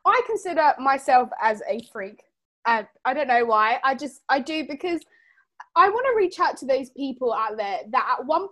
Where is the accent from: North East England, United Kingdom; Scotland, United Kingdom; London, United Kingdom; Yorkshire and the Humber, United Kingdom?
London, United Kingdom; I'm from the UK. From London.